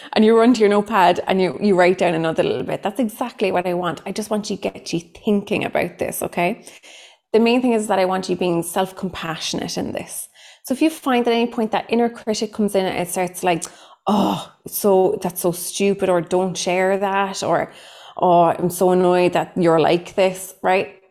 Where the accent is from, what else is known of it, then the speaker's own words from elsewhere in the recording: Cork, Munster, Ireland; accent: thick Cork; I am a psychotherapist from Cork in Ireland. So, what comes with that is a very thick Cork accent